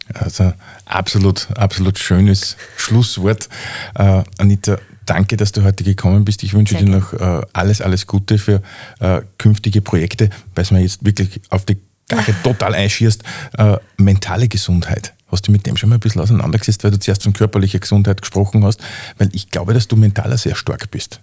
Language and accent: German; Upper Austria, Austria; bei uns in Oberösterreich